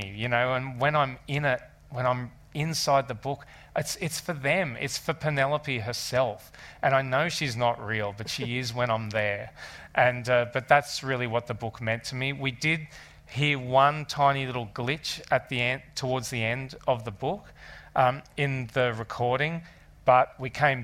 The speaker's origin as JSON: {"language": "English", "country": "Australia", "said": "being Australian"}